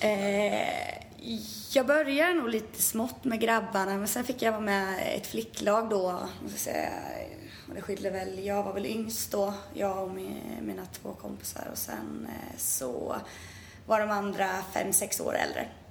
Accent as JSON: {"language": "Swedish", "town": "Tranås", "region": "Jönköping County", "country": "Sweden", "tie": "born or raised there", "said": "Hemma i Tranås"}